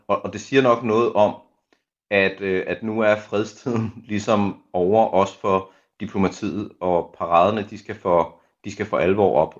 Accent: Denmark

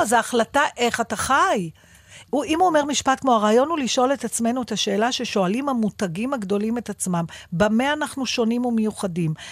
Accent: Givatayim, Tel Aviv District, Israel; בילדותי, בשנות ה-60 וה-70 בגבעתיים

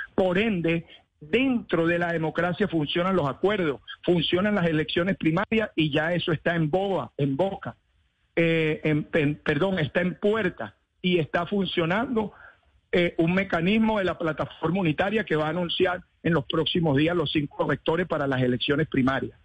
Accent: Venezuela; moved away as an adult; also born or lived in Switzerland; now in Florida, United States; como venezolano

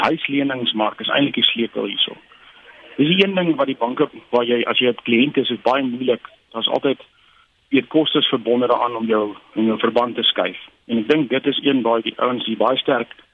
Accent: South Africa; almal as Suid-Afrikaners

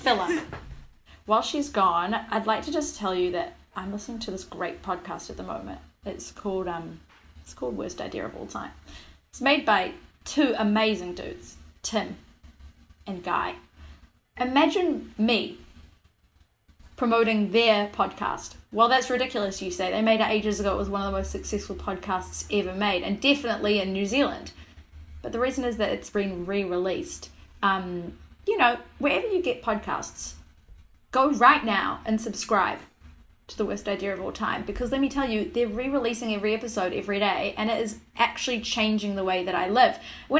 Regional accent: New York, United States; And I'm like, nah, I'm woke. I'm from New York.

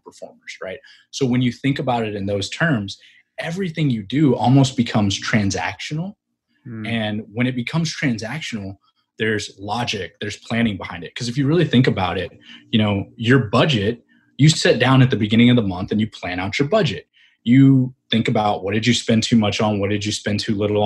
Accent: Fairfield, Texas, United States; moved away as an adult; I grew up in a small town in Texas near Dallas.

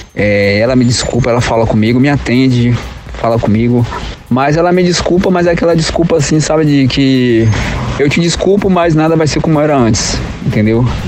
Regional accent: Salvador, Bahia, Brazil; tenho 41 anos, sou de Salvador, na Bahia.

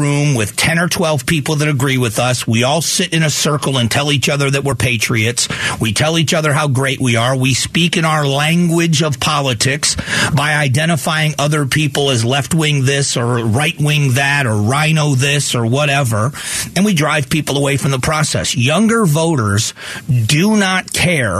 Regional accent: Florida, United States; now in Arizona, United States; I grew up in Florida

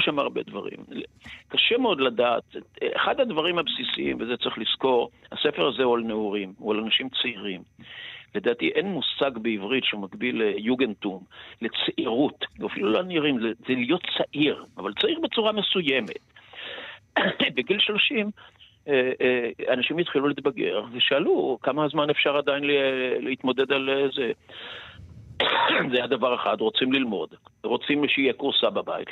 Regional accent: Israel; אני בן קיבוץ בעצמי

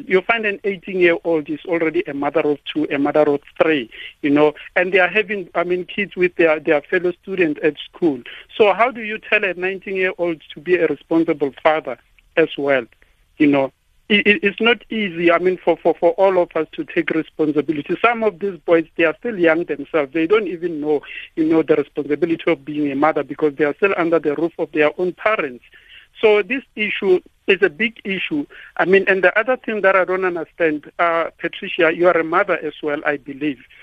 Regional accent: South Africa; now in Polokwane, South Africa; as South African men

